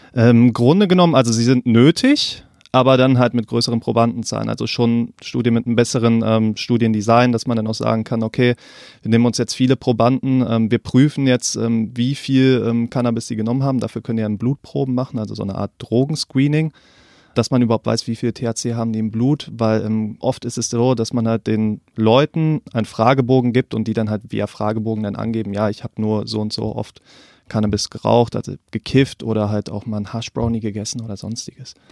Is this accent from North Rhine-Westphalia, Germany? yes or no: yes; North Rhine-Westphalia, Germany; moved away; Ich komme eigentlich aus NRW